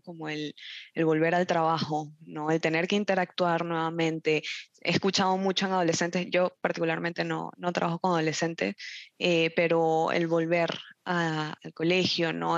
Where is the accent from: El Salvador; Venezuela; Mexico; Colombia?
Venezuela; moved away; yo soy de Venezuela y, y, en Venezuela el clima donde yo este, vivía era tropical